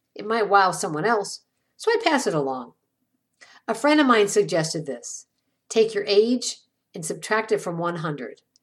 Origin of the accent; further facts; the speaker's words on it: Ireland; I'm Irish.